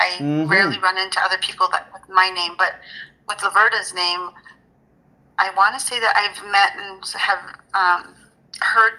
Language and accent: English; Arizona, United States; I am Native American, so we grew up on the Navajo Reservation in Arizona